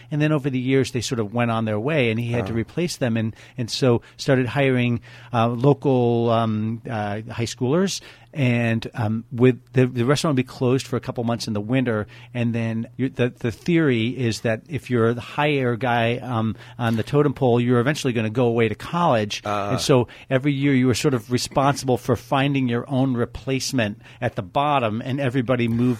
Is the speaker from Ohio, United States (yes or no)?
no; upstate New York, United States; moved away as an adult; now in Napa Valley, United States; I grew up in upstate New York.